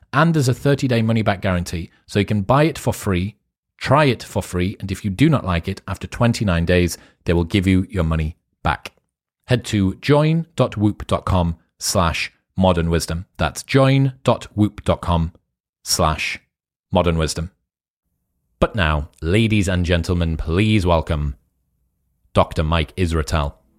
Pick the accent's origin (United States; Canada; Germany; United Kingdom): United Kingdom; accent: British